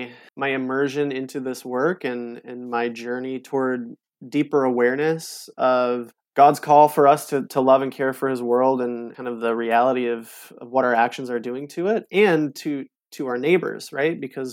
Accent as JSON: {"language": "English", "town": "Holland", "region": "Michigan", "country": "United States", "tie": "born or raised there", "said": "it was growing up by Lake Michigan. Growing up in Holland, the lake was just a part of my story."}